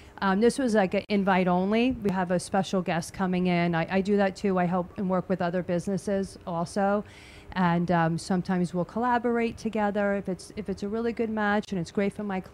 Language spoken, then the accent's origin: English; New York, United States; I'm a New Yorker, Italian New Yorker